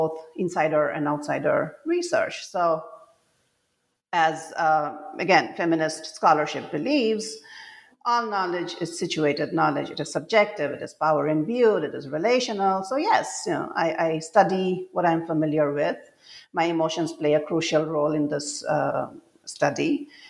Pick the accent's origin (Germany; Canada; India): India; Assam; moved away as an adult; when I was growing up in Assam, and most of I grew up here during the conflict years, and then I spent most of my adult life away from home